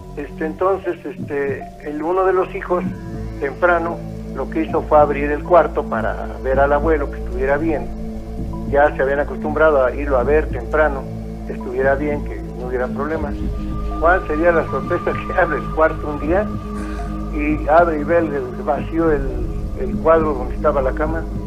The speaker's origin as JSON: {"language": "Spanish", "town": "Huichapan", "region": "Hidalgo", "country": "Mexico", "said": "nosotros somos del estado de Hidalgo. De allá, de, especialmente de cerca de Tula Hidalgo. Somos municipio de Huichapan"}